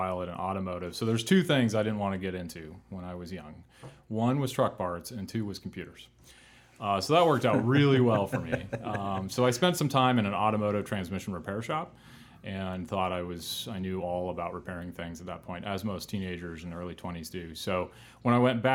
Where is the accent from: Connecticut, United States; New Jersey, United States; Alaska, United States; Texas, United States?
Alaska, United States; Fairbanks; moved away; And he took a job in an International dealer in Alaska, in Fairbanks, Alaska, post the pipeline years. And that's where I was born